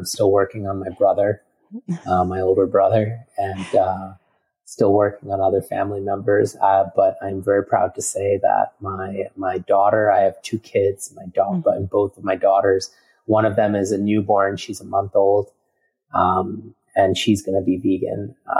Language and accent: English; India; India is an interesting quagmire of, you know, and, as I am Indian